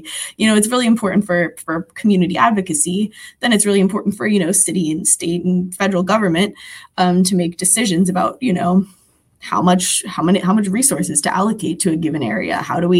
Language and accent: English; Philadelphia, Pennsylvania, United States; I'm from Philadelphia, so all my anecdotes are going to relate to that city.